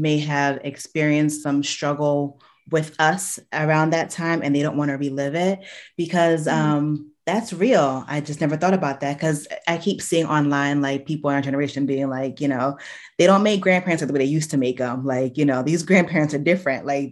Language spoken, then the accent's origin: English; New Jersey, United States; I was born in October in New Jersey